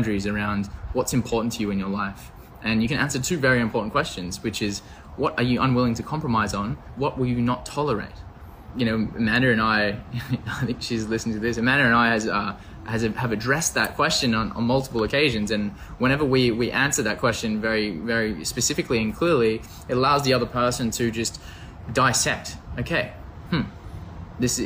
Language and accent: English; Australia; also born or lived in Canada; I'm from Australia